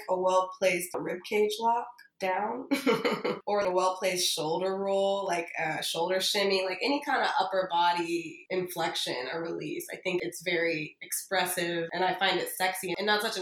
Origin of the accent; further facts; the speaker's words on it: Miami, Florida, United States; I'm born and raised here.